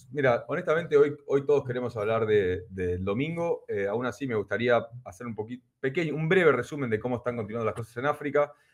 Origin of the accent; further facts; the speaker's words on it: Argentina; nosotros somos argentinos